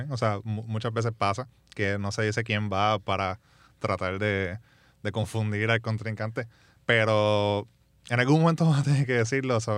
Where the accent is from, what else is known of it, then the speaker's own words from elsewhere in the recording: Ponce, Puerto Rico; A, obviamente, soy de Ponce. Pues somos